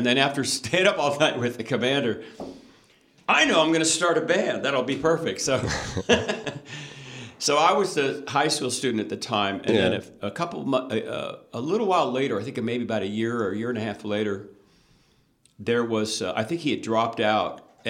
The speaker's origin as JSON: {"language": "English", "town": "Yellow Springs", "region": "Ohio", "country": "United States", "tie": "born or raised there", "also_born_or_lived": "Mill Valley, California", "moved": "as an adult", "lives_now": "Napa Valley, United States", "said": "I'm from a little college town in the Midwest."}